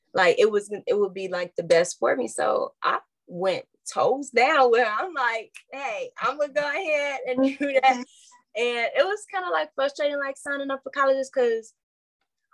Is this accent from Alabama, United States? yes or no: no; Calumet City, Illinois, United States; I grew up in Calumet City, Illinois